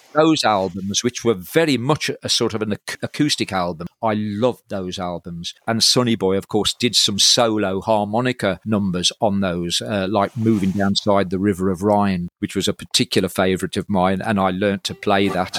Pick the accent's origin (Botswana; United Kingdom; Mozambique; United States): United Kingdom; Halesowen, West Midlands; also born or lived in Kidderminster; now in Birmingham, United Kingdom; Up until the age of, into my twenties, I was in Hales Owen